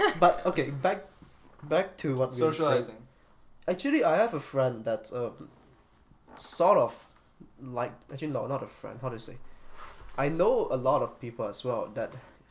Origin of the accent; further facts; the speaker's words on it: Malaysia; English is a second language; myself as a Malaysian